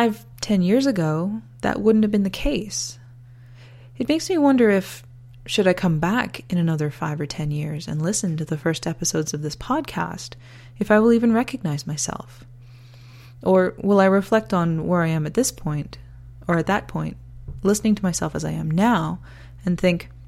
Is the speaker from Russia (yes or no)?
no; Canada; also born or lived in northern Alberta, Canada; I'm Canadian.